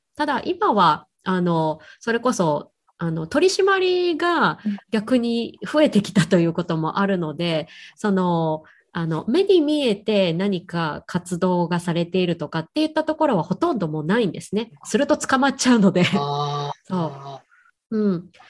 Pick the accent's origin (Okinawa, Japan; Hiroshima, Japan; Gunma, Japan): Hiroshima, Japan; moved away as an adult; now in Hong Kong; 実家広島なんですけど広島にずっと帰れてなかったりする